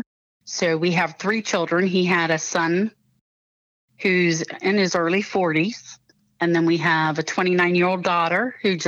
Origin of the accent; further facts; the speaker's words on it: Pataskala, Ohio, United States; also born or lived in Columbus, Ohio / Whitehall, Ohio; I was born in Columbus, Ohio, and raised in Pataskala, Ohio